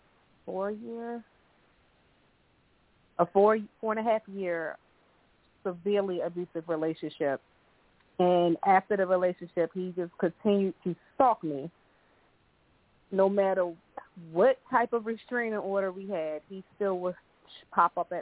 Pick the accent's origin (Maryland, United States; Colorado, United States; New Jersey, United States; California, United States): Maryland, United States; Baltimore; now in Charlotte, United States; I'm originally from Baltimore, Maryland, and I currently live in Charlotte, North Carolina